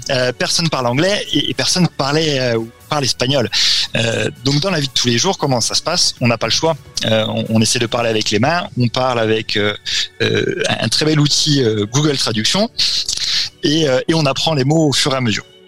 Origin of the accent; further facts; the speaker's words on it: Châlons-en-Champagne, Grand Est, France; moved away as an adult; also born or lived in Montpellier / Bordeaux / Bratislava; now in Brazil; je suis originaire, de Champagne